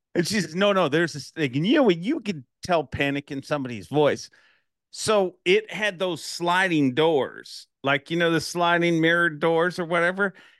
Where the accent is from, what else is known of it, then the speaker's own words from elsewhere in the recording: Canada; I'm from Canada